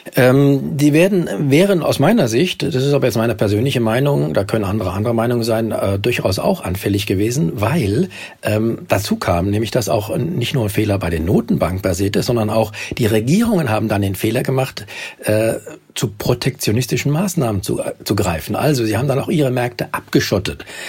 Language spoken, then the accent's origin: German; Germany; bei uns in Deutschland